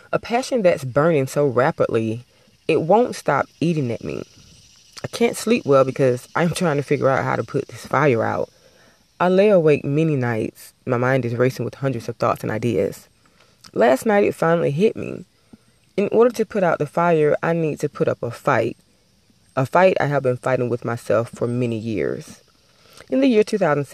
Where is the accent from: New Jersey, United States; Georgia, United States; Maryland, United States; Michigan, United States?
Georgia, United States; Albany; I was driving across a bridge in my hometown. Everybody from Albany, Georgia is familiar with the Flint River